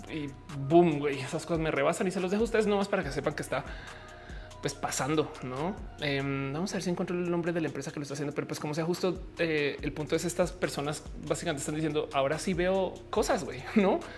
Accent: Argentina; Este eh, soy de Argentina.

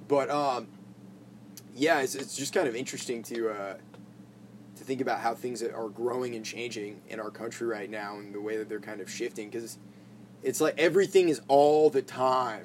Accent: Maine, United States; I grew up playing in Maine at a lot of those like VFW shows

